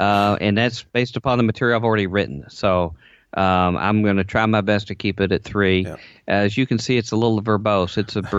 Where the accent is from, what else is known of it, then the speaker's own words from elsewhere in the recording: Southern United States, United States; I come from the Bible Belt, the revivalist circuit, so I want to be able to put that in there a little bit occasionally, if that's okay.